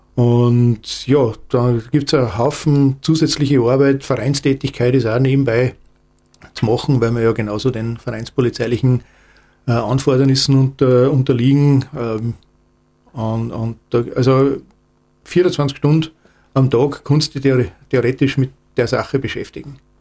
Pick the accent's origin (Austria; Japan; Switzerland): Austria; Salzburg; ich komme aus Salzburg